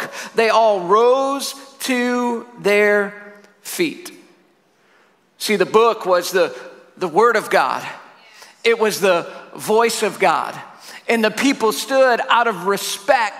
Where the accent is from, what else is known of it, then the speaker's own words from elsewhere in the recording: Syracuse, New York, United States; I'm from Syracuse, New York